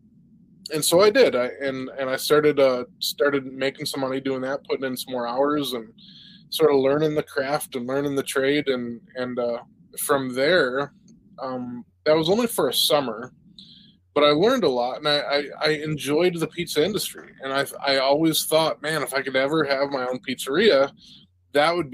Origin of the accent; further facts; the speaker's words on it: Vestaburg, Michigan, United States; I grew up in Vesterberg, a little town outside of Mount Pleasant, about 20 minutes